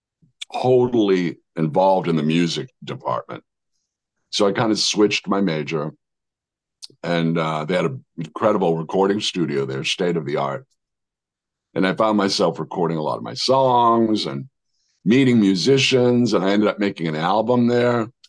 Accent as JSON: {"language": "English", "town": "Worcester", "region": "Massachusetts", "country": "United States", "tie": "born or raised there", "also_born_or_lived": "Arizona", "moved": "as an adult", "said": "growing up in Worcester, Massachusetts"}